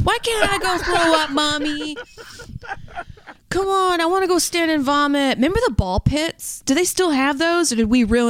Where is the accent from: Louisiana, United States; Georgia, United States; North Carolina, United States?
Louisiana, United States; I was raised in Louisiana for the most part.